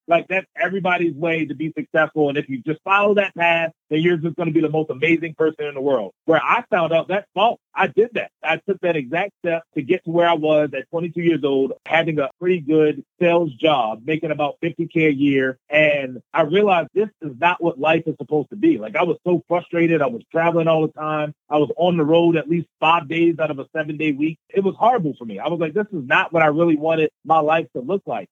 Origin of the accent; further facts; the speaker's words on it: Baltimore, Maryland, United States; I grew up in Baltimore, Maryland